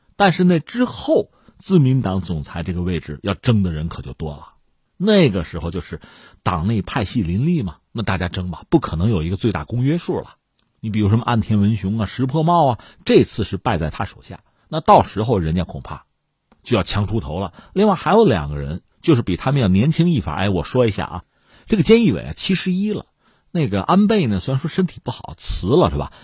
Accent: China; 咱是中国人

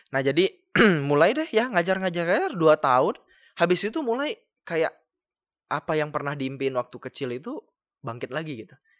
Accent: Kalimantan, Indonesia; aku kan dari Kalimantan, gue kan dari Kalimantan

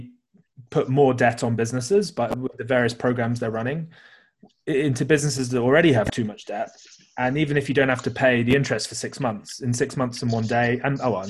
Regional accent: United Kingdom; I'm British

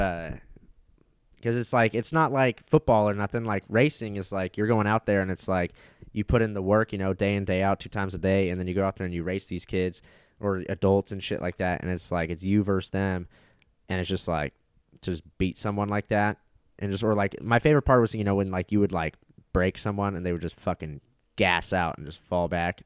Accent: Orange County, California, United States; I grew up in Orange County, California.

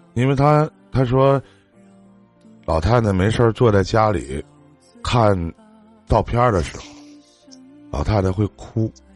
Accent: Shenyang, Liaoning, China; 在我家东北沈阳的，在我们东北这边

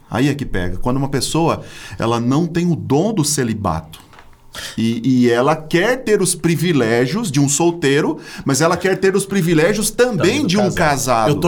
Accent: Minas Gerais, Brazil; Sou também. Mineiro, opa.

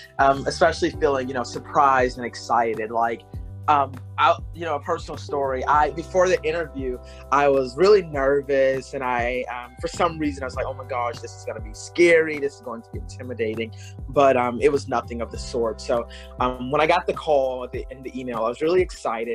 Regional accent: Lynchburg, South Carolina, United States; I am from a very small town, Lynchburg, South Carolina

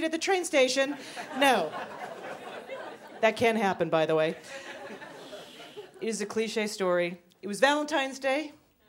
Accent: Canada; moved away as an adult; now in Brooklyn, United States; I'm originally from Canada

